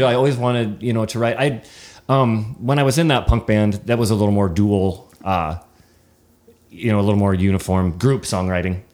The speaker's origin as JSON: {"language": "English", "region": "Nebraska", "country": "United States", "said": "we're from Nebraska"}